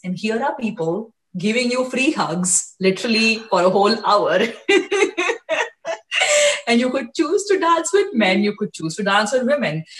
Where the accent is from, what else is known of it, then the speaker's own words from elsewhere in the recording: India; moved away as an adult; now in United States; i was born and raised in India